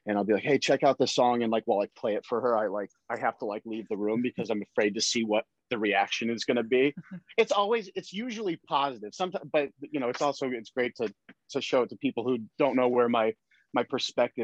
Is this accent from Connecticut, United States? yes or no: yes; Connecticut, United States; I grew up in Connecticut